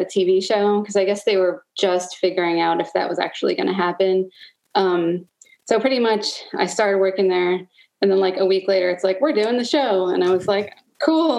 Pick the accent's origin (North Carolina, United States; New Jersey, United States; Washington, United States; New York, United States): New York, United States; Long Island; moved away as an adult; also born or lived in New Paltz, New York; now in Baltimore, United States; I'm originally from Long Island, New York, and came to Baltimore, I don't know, like 16 years ago